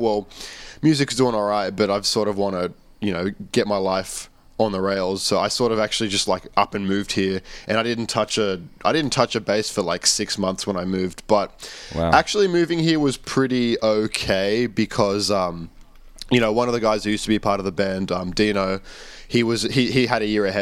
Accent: Australia; moved away as an adult; now in Japan; I'm from Australia

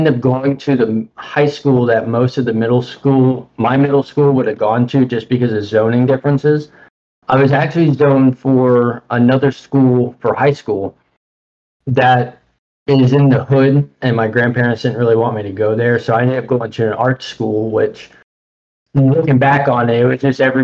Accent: Tallahassee, Florida, United States; also born or lived in Tampa, Florida; I was originally born in Tampa, Florida. My mom had gone to prison, and I was adopted by my grandparents, who brought me up to Tallahassee. Currently, I'm living in Tallahassee

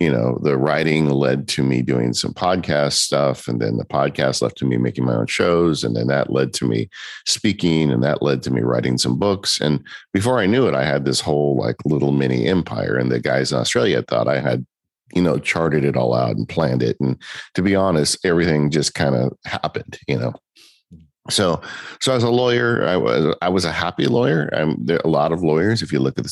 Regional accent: Southern California, United States; I'm from Southern California

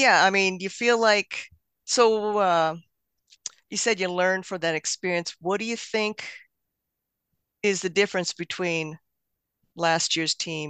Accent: the West, United States; You know, I grew up in the West

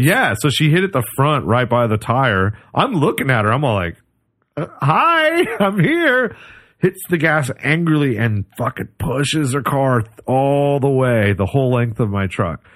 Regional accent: Oregon, United States; I grew up in Oregon

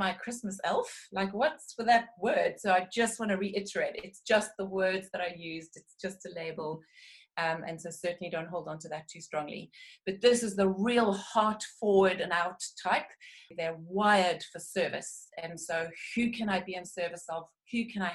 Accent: South Africa; now in United Kingdom; although I'm a British citizen, I hail from South Africa

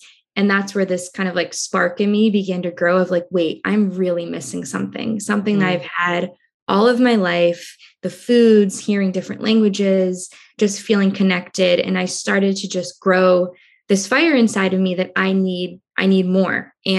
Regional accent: Cambridge, Massachusetts, United States; I was born in Cambridge, Massachusetts, which is a small town right outside of Boston. Very large Azorean community here

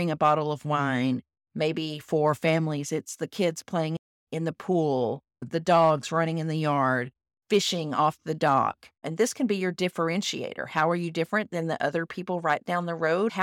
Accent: Texas, United States; I am a Texan

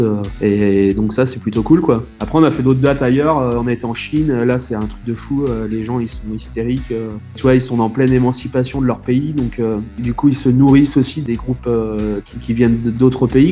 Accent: Vendée, Pays de la Loire, France; on est issu du, de Vendée

